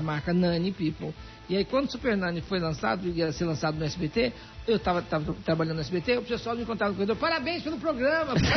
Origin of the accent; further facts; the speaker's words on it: Minas Gerais, Brazil; eu sou mineira